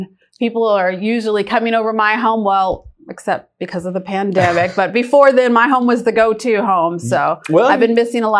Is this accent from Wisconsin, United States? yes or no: yes; Wisconsin, United States; born there; moved away as an adult; now in Lawrenceville, United States; Well, I was born in Wisconsin and I moved here 26 years ago. So that means I am a Georgia peach.